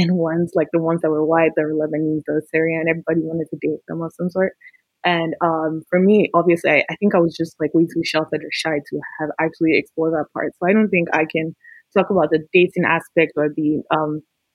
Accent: Nigeria; born or raised there; now in Houston, United States

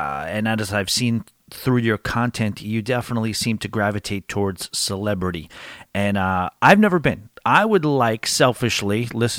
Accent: New York, United States; I'm one of the few diehard country fans that are born and raised in New York.

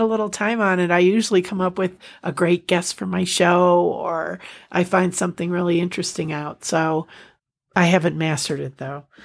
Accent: United States; we're we're American

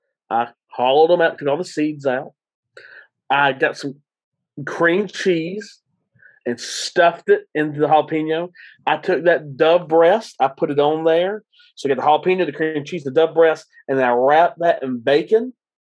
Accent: Gadsden, Alabama, United States; now in Texas, United States; dad owned a barbecue restaurant in Alabama, and his alma mater was Emma Sansom High School, which no longer exists. All three high schools merged into one high school in my hometown.

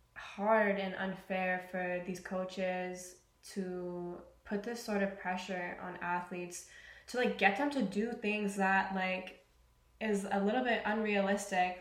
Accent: British Columbia, Canada; moved away; I'm originally from Canada, the west coast of Canada to be specific from a little place called BC

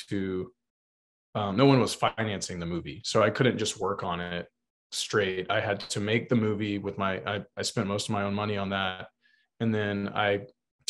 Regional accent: South Texas, United States; where I grew up on South Texas on the Mexican border.

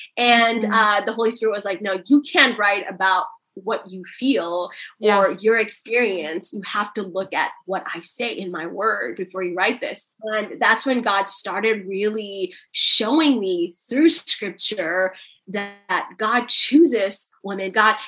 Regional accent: India; born there; You know, coming from an Indian culture, I was born in India. It's an Asian country where women are not seen as first-class citizens.

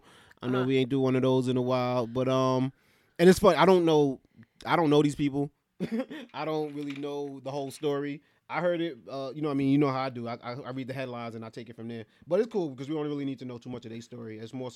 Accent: New York, United States; I grew up in New York all my life

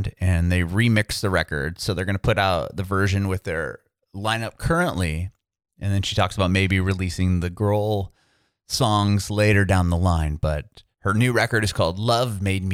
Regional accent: San Diego, California, United States; I'm from Southern California as well. I'm from San Diego

